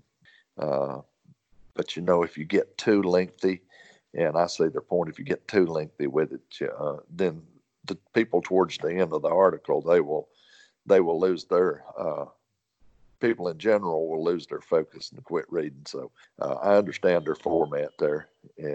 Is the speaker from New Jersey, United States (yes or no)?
no; Wilkes County, North Carolina, United States; also born or lived in Trap Hill / Mountain View; I'm a lifelong resident of Wills County, 67 years old